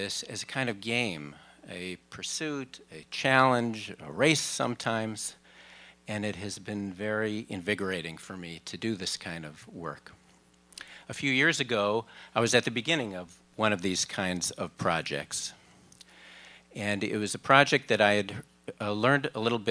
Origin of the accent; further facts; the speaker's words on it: Minneapolis, Minnesota, United States; I traveled from my hometown, Minneapolis